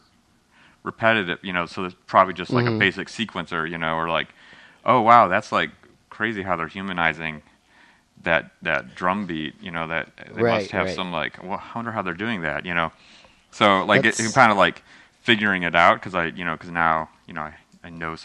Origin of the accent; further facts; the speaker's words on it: Midwest, United States; I grew up in the United States where we have all this rock